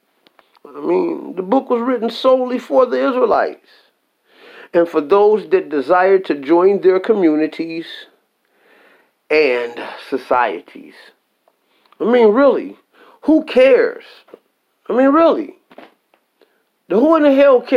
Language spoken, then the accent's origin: English; United States; I'm American